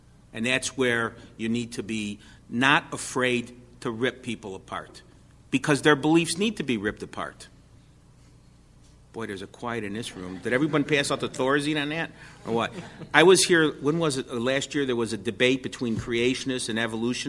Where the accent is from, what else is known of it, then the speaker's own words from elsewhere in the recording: New York, United States; You don't have the proof for it, forget it. I'm from New York.